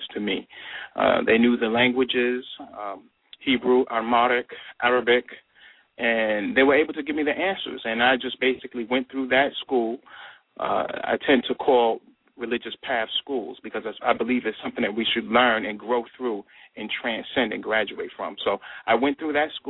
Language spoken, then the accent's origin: English; New York, United States; I'm originally from New York